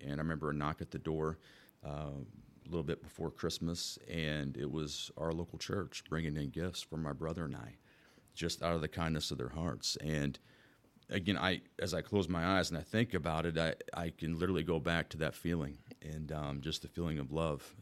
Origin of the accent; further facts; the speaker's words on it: Wood River, United States; born and raised in Woodruff, I mean, quite literally, I was, I was born at Woodruff Hospital